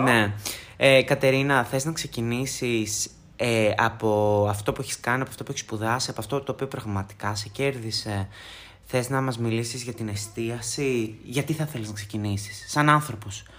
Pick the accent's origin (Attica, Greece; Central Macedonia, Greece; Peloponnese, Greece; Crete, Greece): Central Macedonia, Greece; Thessaloniki; από τη Θεσσαλονίκη που είναι η πόλη μου, την αγαπώ πάρα πάρα πολύ